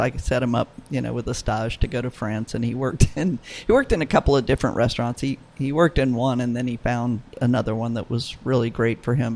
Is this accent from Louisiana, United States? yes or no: yes; New Orleans, Louisiana, United States; New Orleans is my hometown